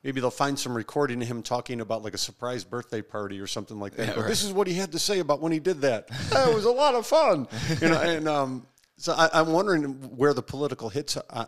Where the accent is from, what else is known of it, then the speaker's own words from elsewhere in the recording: Maryland, United States; And I'm from Maryland anyway.